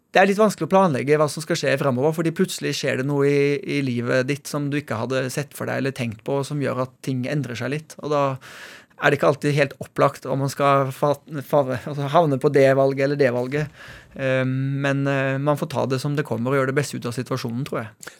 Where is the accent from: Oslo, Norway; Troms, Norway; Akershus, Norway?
Oslo, Norway; also born or lived in Haugesund, Norway; Jeg er født i Haugesund. Og selv om jeg vokste opp i Oslo